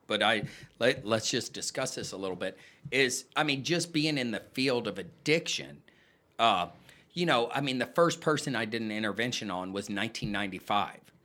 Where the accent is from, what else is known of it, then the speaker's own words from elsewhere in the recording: San Antonio, Texas, United States; moved away as an adult; also born or lived in Colorado Springs; I grew up in San Antonio, um, where I graduated